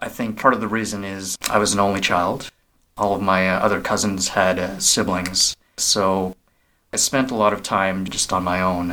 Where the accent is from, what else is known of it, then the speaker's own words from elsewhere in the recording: Vancouver, British Columbia, Canada; I am Vietnamese Canadian. I was born in Vancouver